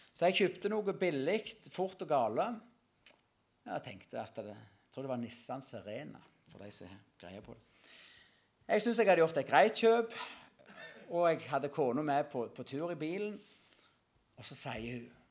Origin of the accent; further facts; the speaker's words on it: Norway; Salte, det er der jeg kommer ifra, vokse opp